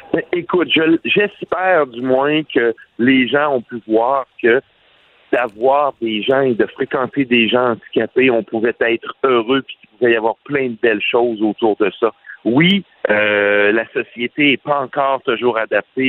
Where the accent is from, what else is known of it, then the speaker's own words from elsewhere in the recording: Quebec, Canada; on vient du Québec